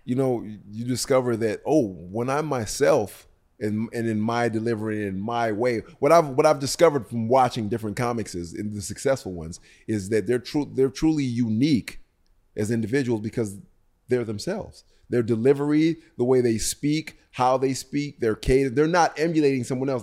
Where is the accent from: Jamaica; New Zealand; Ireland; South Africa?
Jamaica; I'm Jamaican